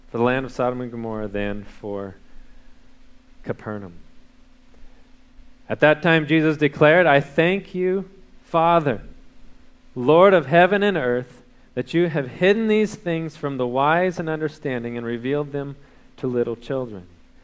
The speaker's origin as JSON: {"language": "English", "region": "California", "country": "United States", "tie": "born or raised there", "moved": "yes", "lives_now": "Texas, United States", "said": "I grew up in California"}